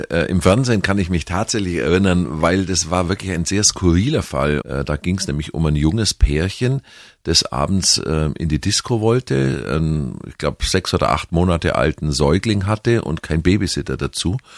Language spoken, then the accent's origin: German; Kempten, Bavaria, Germany; war immer schon politisch interessierter Mensch, vor allem eben in meiner Heimat. Ähm, und da habe ich mich mal einfach in Kempten geärgert